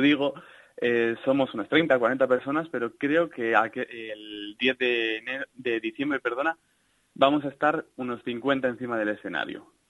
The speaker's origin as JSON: {"language": "Spanish", "town": "Salamanca", "region": "Castile and León", "country": "Spain", "said": "Yo soy de Salamanca."}